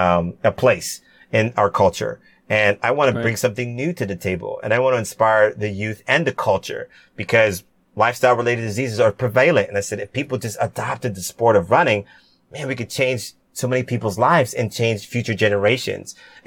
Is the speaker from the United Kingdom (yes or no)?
no; Cayman Islands; Cayman Islands, where my family's originally from, which is super cool. I wanted to do something for my home country